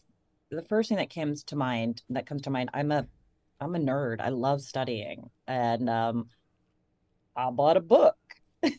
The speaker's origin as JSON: {"language": "English", "region": "Ohio", "country": "United States", "tie": "born or raised there", "said": "And I grew up in Ohio, so I know I sound like, I could be, from anywhere in America."}